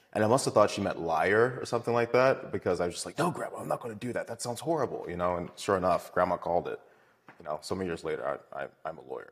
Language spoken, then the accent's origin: English; Baltimore, Maryland, United States; I am from Maryland. Uh, I went to Poly for high school.